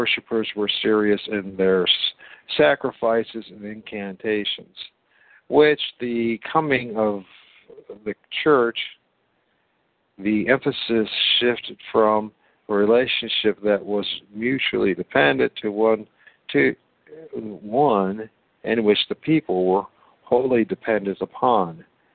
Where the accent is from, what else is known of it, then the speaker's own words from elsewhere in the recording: United States; I'm an American too